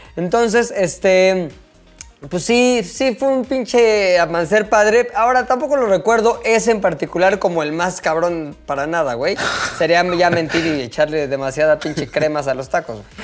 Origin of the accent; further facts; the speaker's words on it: Mexico; me salió lo mexa